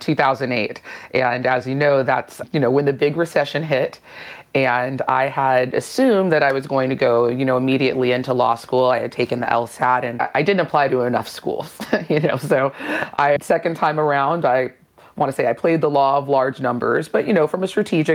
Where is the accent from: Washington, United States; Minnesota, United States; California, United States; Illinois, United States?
California, United States; Oakland; I'm from Oakland, California.